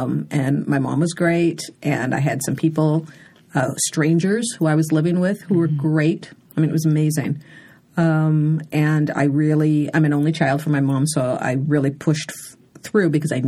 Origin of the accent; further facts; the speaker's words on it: Nigeria; even now when I tell Nigerians I'm Nigerian, they're like they don't believe it.